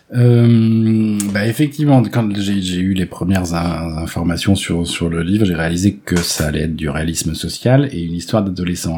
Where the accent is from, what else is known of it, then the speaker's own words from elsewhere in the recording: Melun, Île-de-France, France; J'ai grandi à Melun